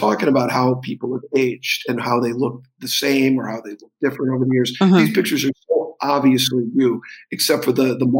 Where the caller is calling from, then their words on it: Sitges, Catalonia, Spain; I am coming from Sitges, which is outside of Barcelona, Spain.